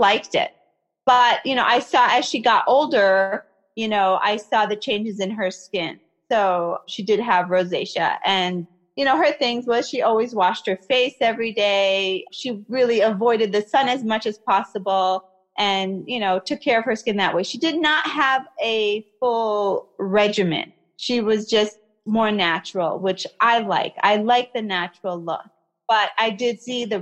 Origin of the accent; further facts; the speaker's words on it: United States; also born or lived in Kuwait / Iraq; I was born in Kuwait and came to America when I was about one